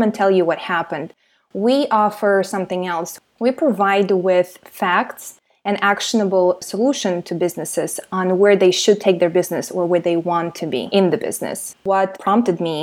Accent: Siberia, Russia; now in Miami, United States; I was actually born and raised in Soviet Union and specifically in Siberia

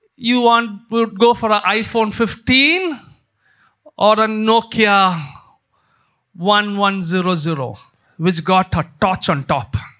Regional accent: India; growing up in India

